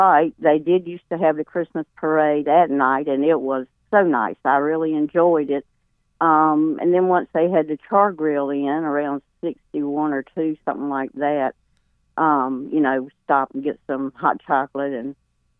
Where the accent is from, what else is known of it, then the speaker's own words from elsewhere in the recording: Raleigh, North Carolina, United States; now in Willow Spring, United States; I grew up in Raleigh, and actually we lived right across the street from St. Mary's College.